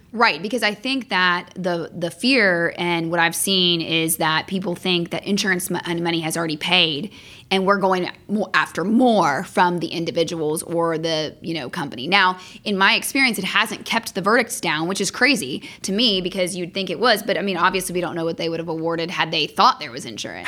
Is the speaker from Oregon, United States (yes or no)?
no; Franklin, Tennessee, United States; moved away as an adult; also born or lived in Athens, Georgia / Austin, Texas; now in Atlanta, United States; I grew up outside of Nashville, Tennessee, in a town called Franklin.